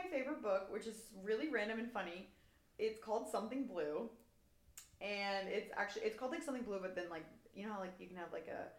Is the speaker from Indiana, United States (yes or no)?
yes; Indianapolis, Indiana, United States; I grew up in Indianapolis